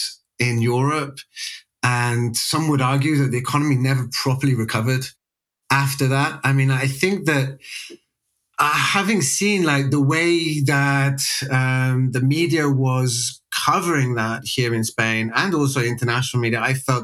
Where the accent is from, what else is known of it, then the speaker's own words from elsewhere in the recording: West Midlands, United Kingdom; also born or lived in Sheffield; I'm British born and bred, grew up in an area of England called the West Midlands, which is about 40 miles south of Birmingham